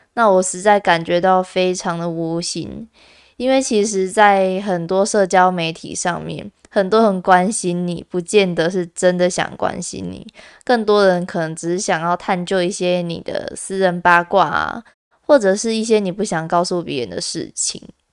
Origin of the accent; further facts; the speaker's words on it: Kaohsiung, Taiwan; also born or lived in Tainan; 我自己是从高雄上去的，因为我是高雄人嘛，那我高中的时候跑到台南就读这样子